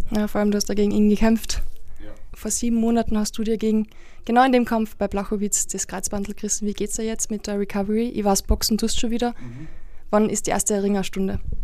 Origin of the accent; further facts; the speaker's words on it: Carinthia, Austria; Ich komme aus Kärnten, alles was ich kann ist ein Dialekt, der mir nichts bringt